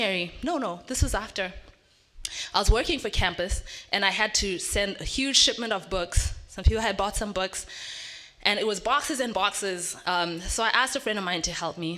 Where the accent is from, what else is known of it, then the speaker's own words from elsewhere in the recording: Zimbabwe; moved away; I'm from Zimbabwe